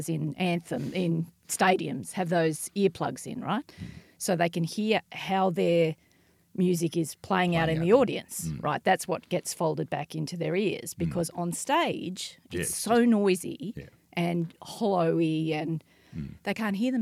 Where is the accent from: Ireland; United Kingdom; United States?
Ireland; I'm Irish